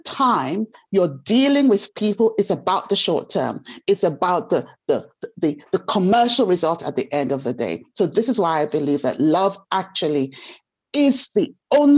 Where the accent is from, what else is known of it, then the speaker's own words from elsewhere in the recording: Nigeria; moved away; I grew up in Nigeria